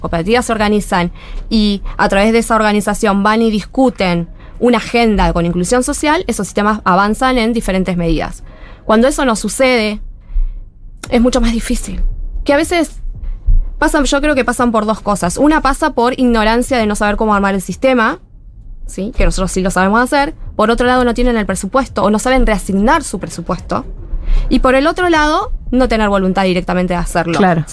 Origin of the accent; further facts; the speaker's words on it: Lomas de Zamora, Buenos Aires Province, Argentina; also born or lived in Villa Martina; now in Villa Fiorito, Argentina; Yo nací en Lomas, Lomas Centro.